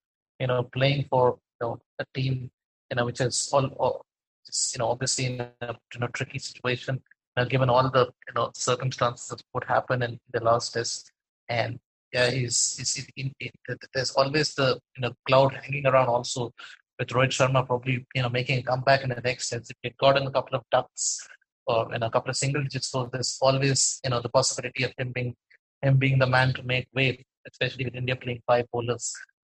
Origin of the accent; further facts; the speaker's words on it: Australia; as an Australian fan, you know, I can only be envious because this kind of talent is something that I have not seen coming through Australian cricket for a long, long time.